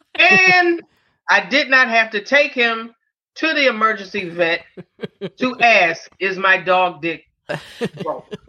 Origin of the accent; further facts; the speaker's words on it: New York City, New York, United States; growing up in Harlem